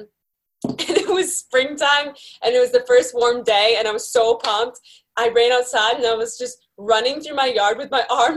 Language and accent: English; Beverly, Massachusetts, United States; now in California, United States; I grew up in Beverly, Massachusetts, just north of Boston